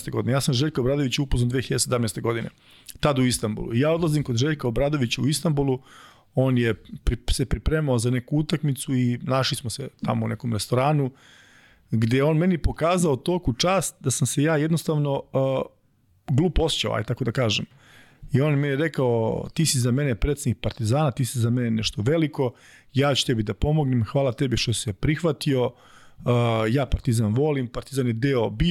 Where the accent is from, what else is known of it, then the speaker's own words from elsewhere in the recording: Čačak, Moravica District, Serbia; mi smo obojice iz Čačka